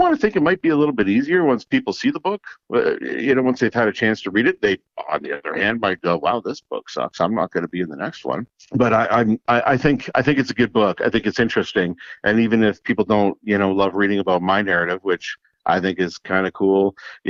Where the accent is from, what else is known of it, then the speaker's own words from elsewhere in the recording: Kapuskasing, Ontario, Canada; moved away; also born or lived in Sudbury; my hometown of Kapuskasing